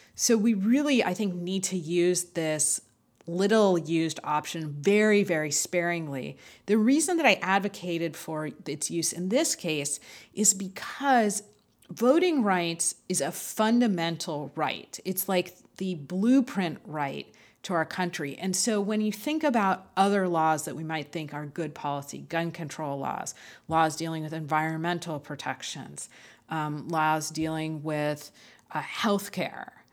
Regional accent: Los Angeles, California, United States; We're both Angelinos. I was born in Los Angeles.

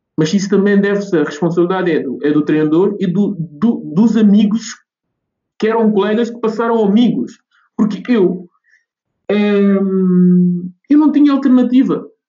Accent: Guinea-Bissau; now in Oeiras, Portugal; a minha terra natal, que é Guiné-Bissau

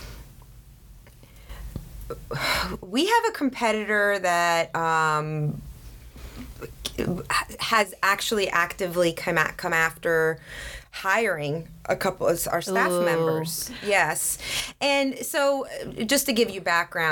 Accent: Sweden; now in Atlanta, United States; I grew up in Sweden, so we had very open dialogues in class

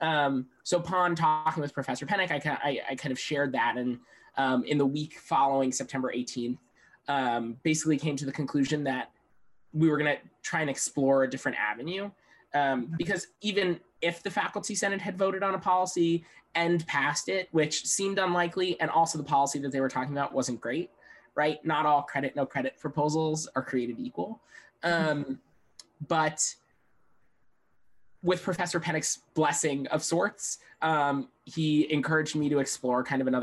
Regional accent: Long Island, New York, United States; moved away; I'm originally from Long Island, New York.

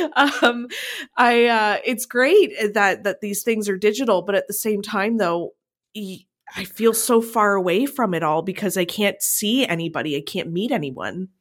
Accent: Niagara, Ontario, Canada; I come from Niagara

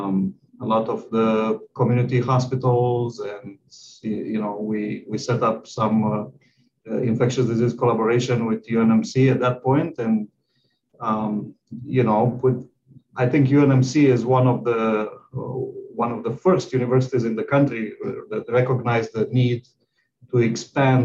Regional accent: Romania; moved away as an adult; also born or lived in Texas; now in Nebraska, United States; I'm from Romania, which is in, you know, Eastern Europe, and I graduated from medical school there, and then I moved to the United

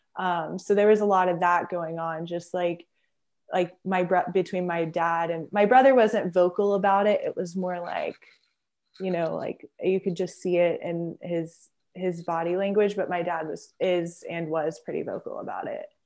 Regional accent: Houston, Texas, United States; also born or lived in Friendswood, Texas; I'm from Houston, Texas, and I was born south of Houston in Friendswood. And, um, yeah, I, I grew up in the suburbs

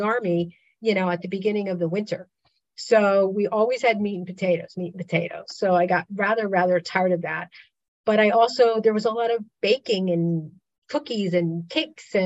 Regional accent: Pennsylvania Dutch country, United States; I grew up in Pennsylvania Dutch country

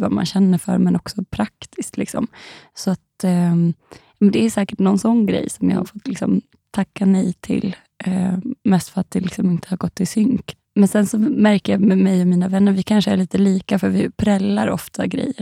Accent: Dalarna County, Sweden; moved away; de bor ju hemma i Dalarna

